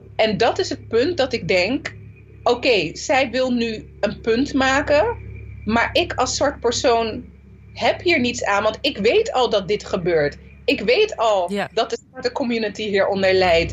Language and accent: Dutch; Zoetermeer, South Holland, Netherlands; also born or lived in Nijmegen; ik ben gewoon geboren en getogen in Soetermeer